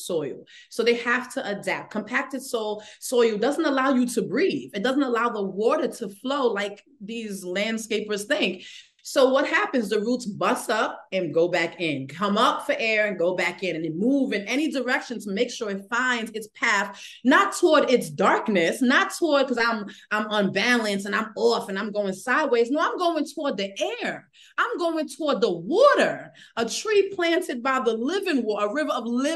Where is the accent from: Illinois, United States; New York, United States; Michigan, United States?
New York, United States; New York City; I'm from the Bronx